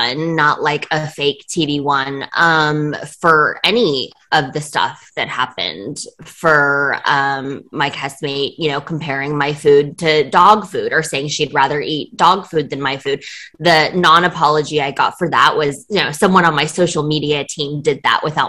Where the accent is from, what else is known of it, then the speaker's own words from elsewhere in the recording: Beijing, China; I was born in Beijing in 1984